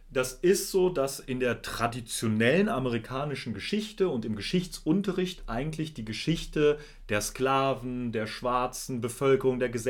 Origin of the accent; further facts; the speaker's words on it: Germany; wir sind weiß. Und wir sind aus Deutschland, also aus Europa.